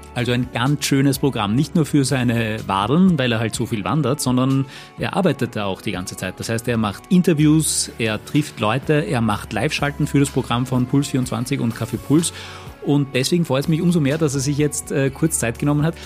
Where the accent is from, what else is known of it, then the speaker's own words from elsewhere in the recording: Austria; bei uns in Österreich